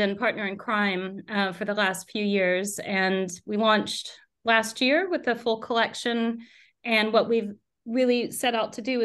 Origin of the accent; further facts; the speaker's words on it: United States; moved away as an adult; now in United Kingdom; if you take an American mother